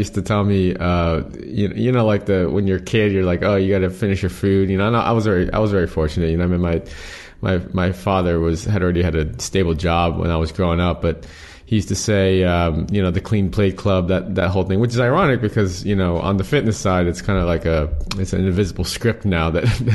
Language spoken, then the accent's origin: English; United States; I'm American, but my father was a first generation immigrant as well from Korea